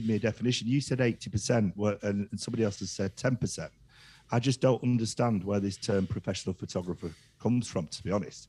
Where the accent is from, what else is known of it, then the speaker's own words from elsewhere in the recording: Yorkshire and the Humber, United Kingdom; I don't want to pay for it because I'm from Yorkshire.